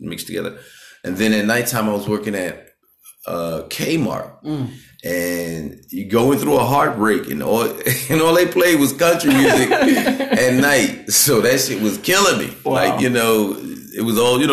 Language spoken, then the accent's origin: English; New York City, New York, United States; also born or lived in Bronx / Long Island; I'm from Brooklyn, Queens. I say Brooklyn, Queens, New York